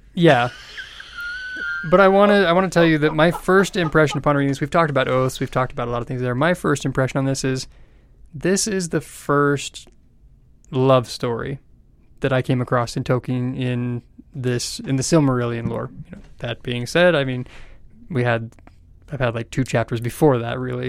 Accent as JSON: {"language": "English", "country": "United States", "said": "as an American"}